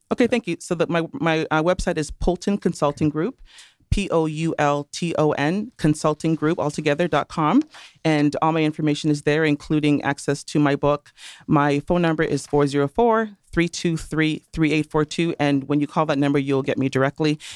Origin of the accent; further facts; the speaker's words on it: Toronto, Ontario, Canada; accent: Canadian and Caribbean mix; also born or lived in Trinidad and Tobago; now in United States; I was born in Toronto. However, my parents are from Trinidad and Tobago.